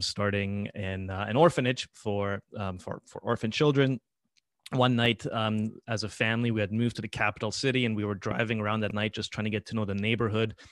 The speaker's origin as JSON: {"language": "English", "country": "Paraguay", "tie": "born or raised there", "moved": "yes", "said": "I was born in Paraguay"}